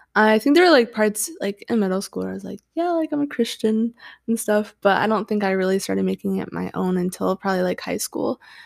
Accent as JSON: {"language": "English", "region": "Washington / Idaho border area", "country": "United States", "tie": "born or raised there", "said": "I've lived in that area my entire life, and, yeah, so I, I feel like I, like, live in Idaho and Washington 'cause I'm always going back and forth"}